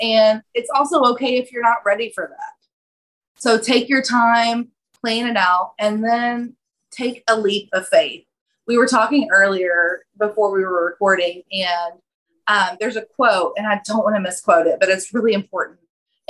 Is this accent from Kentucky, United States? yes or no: yes; Kentucky, United States; accent: Kentucky; that's Kentucky, by the way, because if you can't tell from my accent, that's where I'm from.